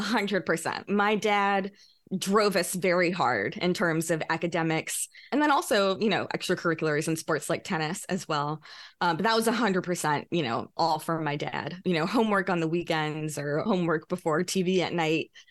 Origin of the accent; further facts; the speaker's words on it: Louisiana, United States; moved away as an adult; now in New York, United States; I have a lot of great friends still from my childhood growing up in Louisiana.